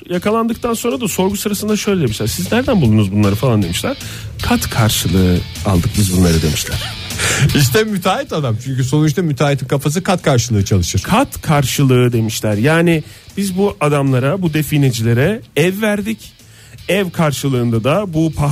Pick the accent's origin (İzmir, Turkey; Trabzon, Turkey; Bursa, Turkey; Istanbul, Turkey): İzmir, Turkey; ben de bir İzmirli olarak burada müdahale